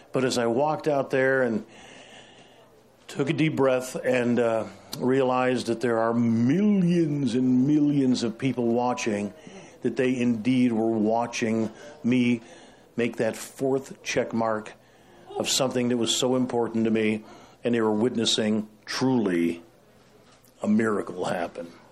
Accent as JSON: {"language": "English", "town": "Chicago", "region": "Illinois", "country": "United States", "tie": "born or raised there", "said": "I grew up on the South Side"}